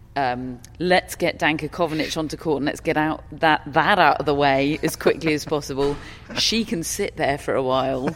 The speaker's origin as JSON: {"language": "English", "country": "United Kingdom", "said": "I'm I'm British"}